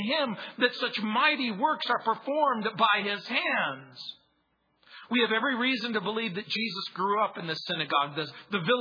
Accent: Southern California, United States; also born or lived in New Orleans, Louisiana; Grew up in Southern California

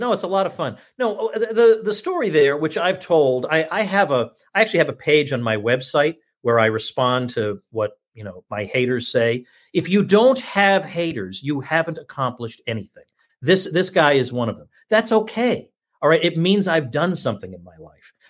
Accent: Massachusetts, United States; moved away; also born or lived in New York City; I was born in Massachusetts, lived there, and then New York City for a long time

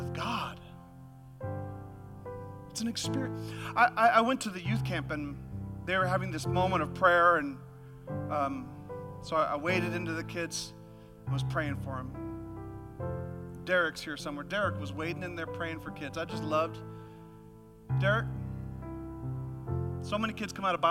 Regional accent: Alaska, United States; moved away; I'm from Alaska, and we had this youth camp

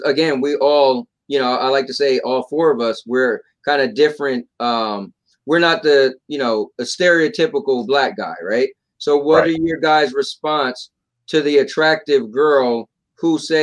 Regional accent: Trenton, New Jersey, United States; I grew up in Trenton, New Jersey. So I grew up in West Trenton, down the hill, from Stuyvesant

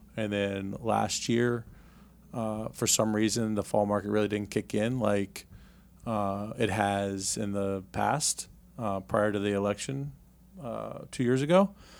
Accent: Richmond, Virginia, United States; I grew up here in Richmond, Virginia

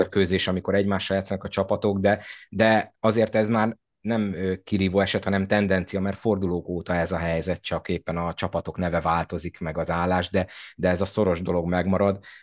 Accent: Szolnok, Jász-Nagykun-Szolnok, Hungary

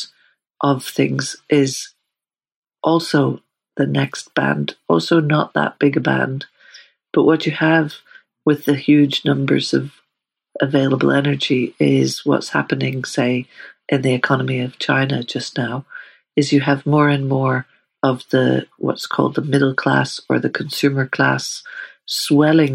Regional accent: Northern Ireland, United Kingdom; I grew up in Northern Ireland

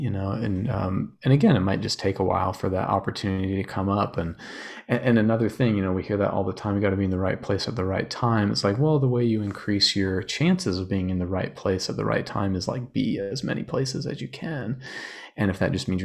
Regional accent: Utah, United States; I grew up in Utah

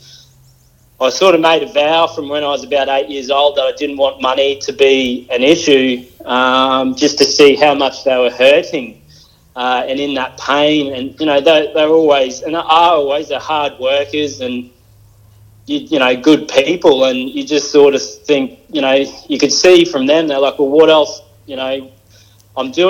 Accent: Mackay, Queensland, Australia; I was born in Mackay in Queensland

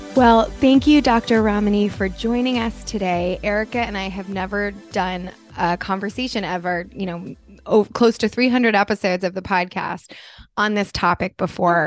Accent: New Jersey, United States; moved away; I'm originally from New Jersey.

